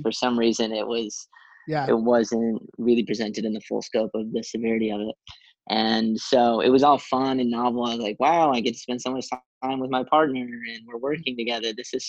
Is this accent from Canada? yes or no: yes; East Coast, Canada; A lot of my family lives back where I grew up on the East Coast of Canada.